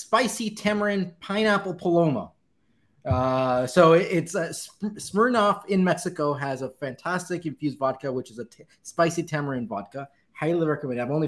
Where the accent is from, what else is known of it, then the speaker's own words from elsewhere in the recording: Cali, Valle del Cauca, Colombia; moved away; I grew up in Cali, Colombia, which is the salsa capital of the world